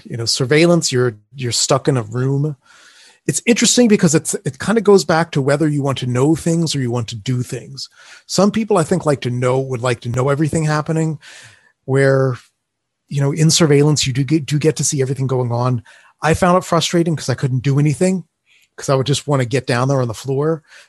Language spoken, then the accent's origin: English; Atlantic City, New Jersey, United States; I think it all comes from growing up in Atlantic City, New Jersey, and I grew up at just this age where they were imploding, blowing up the old hotels on the boardwalk and building casinos.